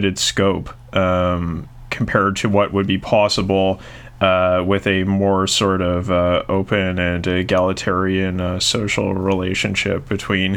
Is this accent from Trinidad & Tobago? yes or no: no; Canada; I'm Canadian